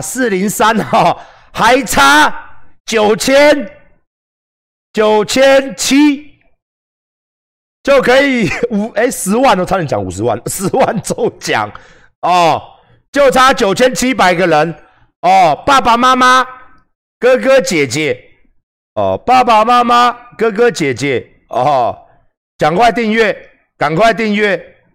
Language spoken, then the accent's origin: Chinese; Taiwan; 我台湾人啊